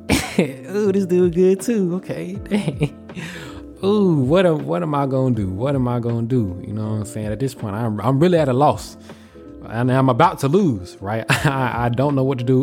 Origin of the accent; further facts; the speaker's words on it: Atlanta, Georgia, United States; moved away as an adult; I'm coming from Atlanta.